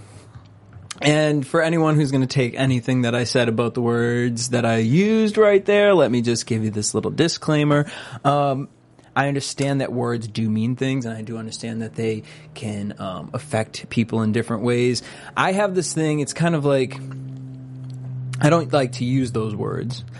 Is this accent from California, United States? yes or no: no; Boston, Massachusetts, United States; moved away; also born or lived in New York; I'm from Boston, but lived in New York for like 5 years